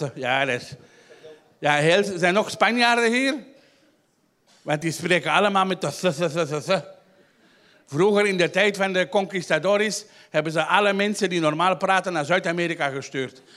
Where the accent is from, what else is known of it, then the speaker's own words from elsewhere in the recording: Antwerp, Flanders, Belgium; ik ben half Chileen uit Antwerpen